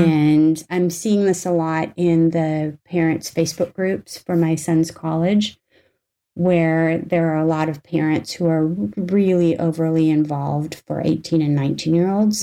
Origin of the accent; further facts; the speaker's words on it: North Dakota, United States; I grew up in North Dakota for the most part